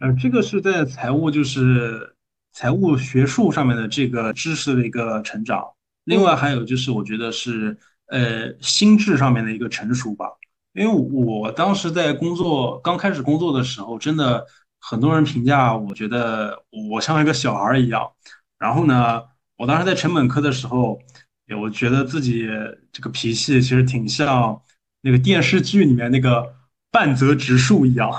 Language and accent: Chinese; Nanjing, Jiangsu, China; accent: Nanjing dialect; also born or lived in Indonesia; 我们我们用南京土话叫扛把子，